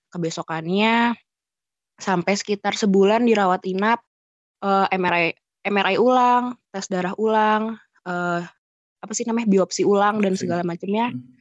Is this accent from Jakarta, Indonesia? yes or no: yes; Jakarta, Indonesia; also born or lived in Yogyakarta; memutuskan untuk balik uh, ke Jakarta daerah asal aku karena kan di, itu semua terjadi di Jogja dan di Jogja itu aku sendirian